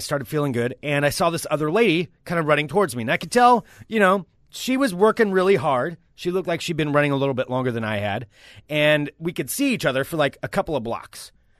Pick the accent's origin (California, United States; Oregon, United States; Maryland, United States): Oregon, United States; I know I'm from Oregon.